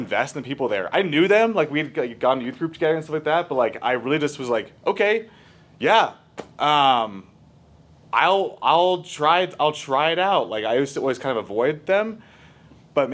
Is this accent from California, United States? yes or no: no; Littleton, Colorado, United States; also born or lived in Denver; I grew up here in Littleton